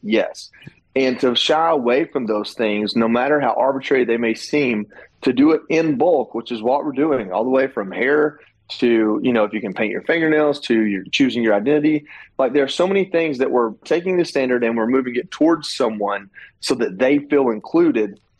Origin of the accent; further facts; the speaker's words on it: Dalton, Georgia, United States; my hometown, which was amazing to see that many people come out in such a small town, Dalton, Georgia.